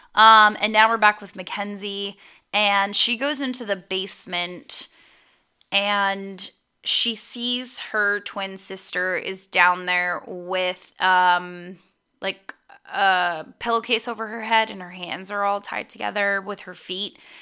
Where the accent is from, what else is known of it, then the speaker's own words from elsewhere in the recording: United States; being an American